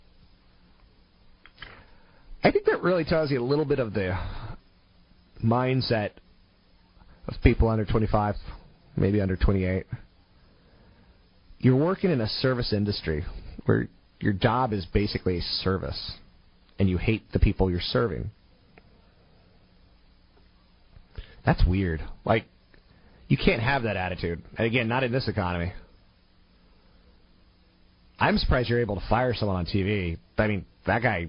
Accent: United States; as an American

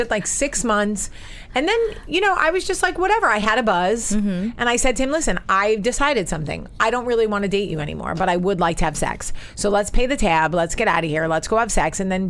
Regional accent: New Jersey, United States; moved away; I grew up in Jersey.

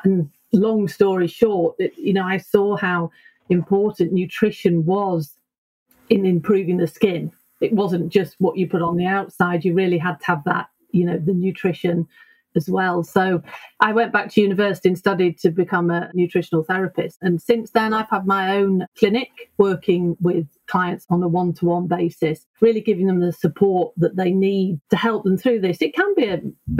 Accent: United Kingdom; moved away as an adult; now in Sweden; I'm actually British.

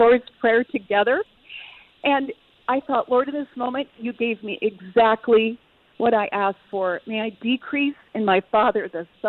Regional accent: California, United States; now in Minneapolis, United States; I'm from California

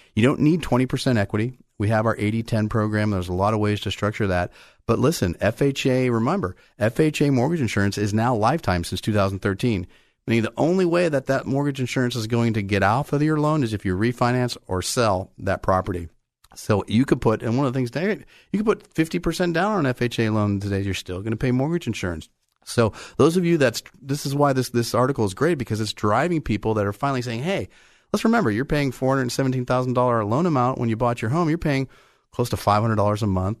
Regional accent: Bay Area, California, United States; I grew up in the Bay Area.

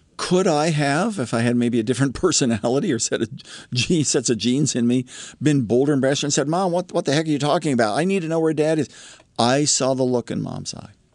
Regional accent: Columbus, Ohio, United States; My little sister and I grew up in Columbus, Ohio

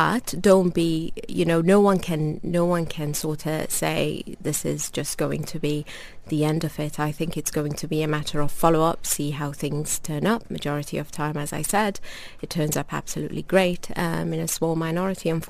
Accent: London, United Kingdom; moved away as an adult; also born or lived in North West England; now in Dubai, United Arab Emirates; I am from a Sudanese background. I was born in North London, and I trained in the northwest of England.

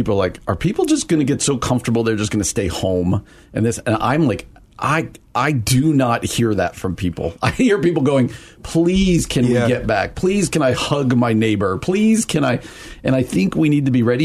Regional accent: New Jersey, United States; now in Chicago, United States; I grew up in New Jersey, about 45 minutes outside New York City.

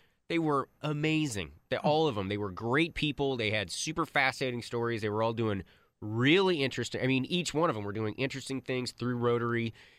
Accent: Grapevine, Texas, United States; I grew up in the Grapevine area.

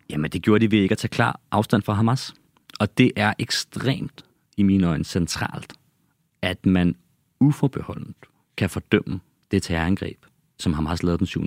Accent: Copenhagen, Capital Region of Denmark, Denmark; also born or lived in Ballerup; Jeg er opvokset og født i København, opvokset i Ballerup og på Christianshavn.

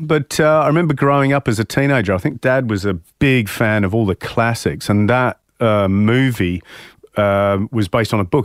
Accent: England, United Kingdom; moved away as an adult; now in Australia; growing up in England

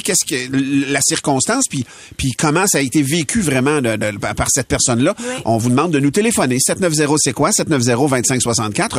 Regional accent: L'Assomption, Quebec, Canada; Moi, je suis de l'Assomption

